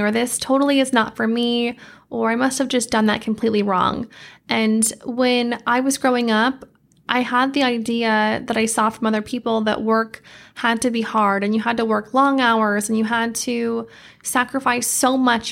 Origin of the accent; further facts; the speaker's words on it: Idaho, United States; moved away as an adult; now in Arizona, United States; I grew up in Idaho, a lot of nature